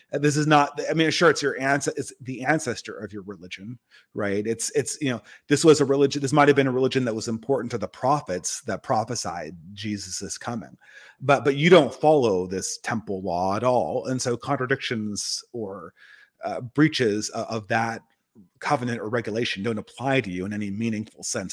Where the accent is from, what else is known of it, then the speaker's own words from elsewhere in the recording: California, United States; I'm from California